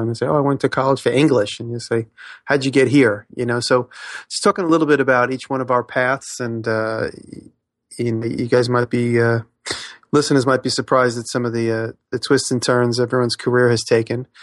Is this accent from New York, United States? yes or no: yes; Woodmere, New York, United States; also born or lived in Queens; I grew up in Long Island, a small town called Woodmere